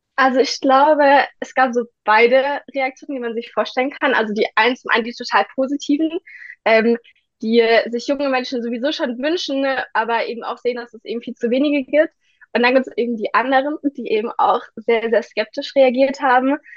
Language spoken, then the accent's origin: German; Ditzingen, Baden-Württemberg, Germany; ich bin 17 Jahre alt und ich komme aus Ditzingen